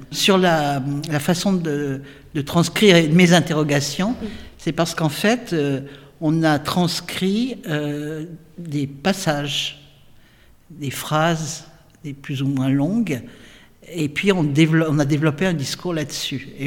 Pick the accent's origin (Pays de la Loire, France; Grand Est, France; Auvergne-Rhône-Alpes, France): Auvergne-Rhône-Alpes, France; Saint-Étienne; moi je suis né à Saint-Étienne.